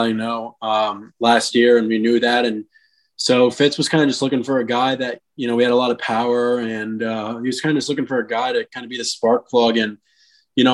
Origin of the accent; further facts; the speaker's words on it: South Florida, United States; I'm from South Florida